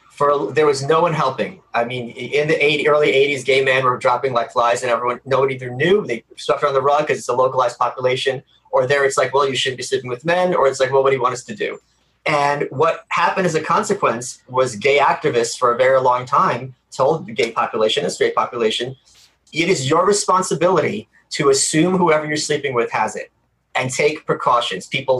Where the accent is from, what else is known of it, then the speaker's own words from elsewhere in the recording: New York City, New York, United States; I'm from Brooklyn.